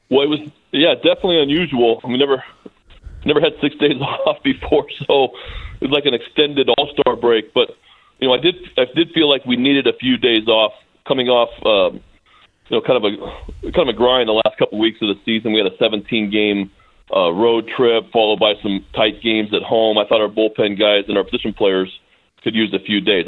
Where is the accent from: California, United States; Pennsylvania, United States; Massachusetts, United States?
California, United States; Bay Area; I grew up in the Bay Area